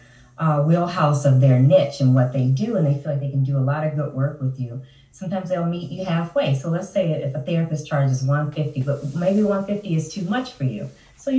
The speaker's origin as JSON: {"language": "English", "town": "Chicago", "region": "Illinois", "country": "United States", "tie": "born or raised there", "said": "Born and raised in the Chicagoland area. Well, in Chicago"}